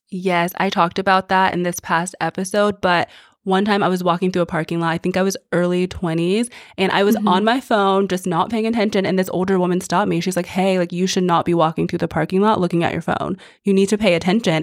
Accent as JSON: {"language": "English", "region": "Texas", "country": "United States", "tie": "born or raised there", "said": "So I grew up in Texas and we literally say hi and smile at everyone"}